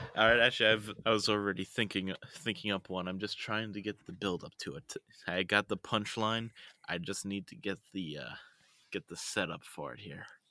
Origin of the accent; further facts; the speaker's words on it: United States; I'm just the loud American